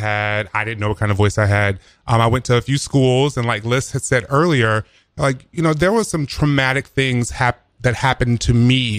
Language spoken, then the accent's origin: English; South Carolina, United States; moved away; I'm originally from South Carolina